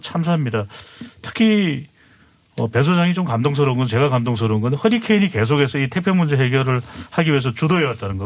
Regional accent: Seoul, South Korea; moved away; also born or lived in United States; 제가 원래 이 서울 토박이거든요.

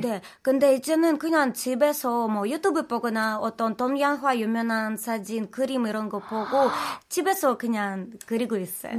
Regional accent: Ukraine; Korean is a second language; moved away as an adult; also born or lived in Daegu, South Korea; now in South Korea; 저는 우크라이나에서 온 미술하는 …입니다

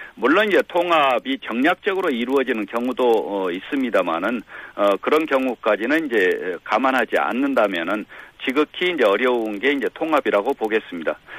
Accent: Gwangju, South Korea; 저도 어, 광주 출신입니다만은

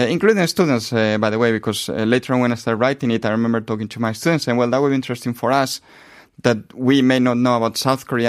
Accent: Spain; moved away as an adult; I come from Spain mm-hmm. originally

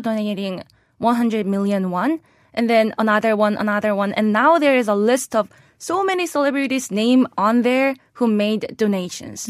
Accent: South Korea; moved away as an adult; also born or lived in Pennsylvania, United States; I was born and raised in Korea

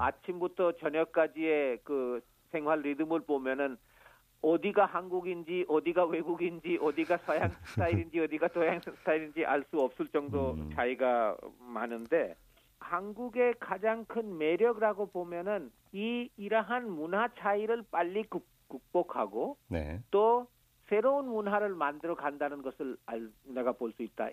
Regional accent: Santiniketan, West Bengal, India; Korean is a second language; moved away as an adult; also born or lived in Delhi, India; now in Busan, South Korea; 타골 시인의 산티니케탄 학교 있는 곳이 내 고향입니다.

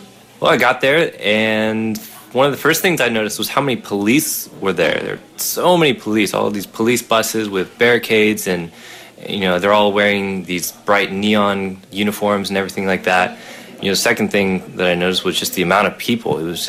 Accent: United States; moved away as an adult; now in Seoul, South Korea; I'm from America. I've been living in Korea for 5 years now, and three of those years I'm living in Seoul.

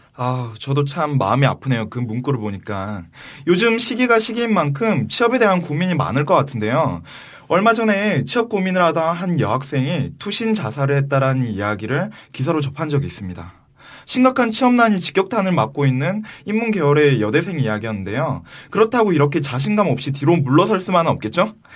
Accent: Busan, South Korea; accent: Busan dialect; moved away; 제가 아무래도 출신이 부산에서 왔다 보니까

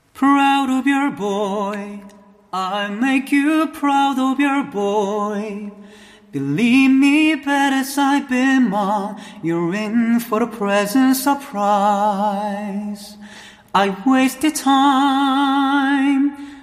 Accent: Gyeongsan, North Gyeongsang, South Korea; 제가 그 시, 시골 경산 출신이어가지고

